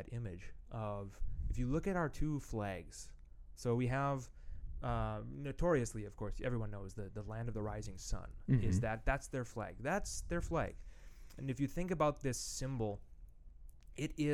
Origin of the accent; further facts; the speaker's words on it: United States; moved away; also born or lived in Japan